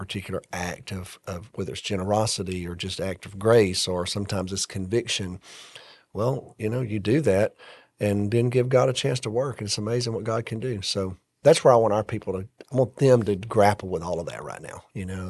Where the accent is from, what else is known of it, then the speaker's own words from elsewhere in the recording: Alabama, United States; moved away as an adult; I grew up in Alabama.